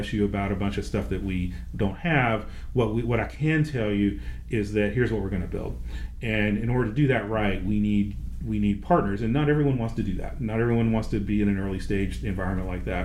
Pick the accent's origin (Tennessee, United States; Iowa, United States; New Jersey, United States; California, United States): Tennessee, United States; Nashville; I'm from Nashville